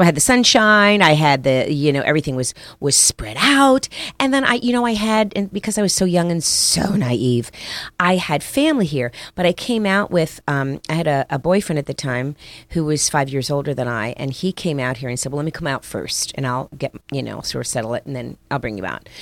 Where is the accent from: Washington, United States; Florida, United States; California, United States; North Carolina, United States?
Florida, United States; Miami; also born or lived in Paterson, New Jersey; I grew up in Miami